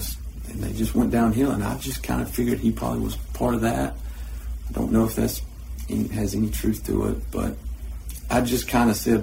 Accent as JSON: {"language": "English", "area": "Irwin County", "region": "Georgia", "country": "United States", "tie": "born or raised there", "said": "I grew up in Erwin County since the second grade"}